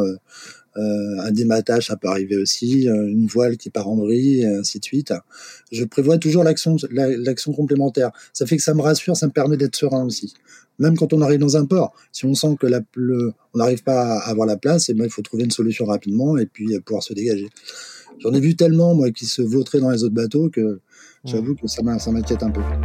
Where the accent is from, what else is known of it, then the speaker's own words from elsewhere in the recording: Brest, Brittany, France; moved away as an adult; moi je suis né à Brest, j'ai vécu 20 ans à Brest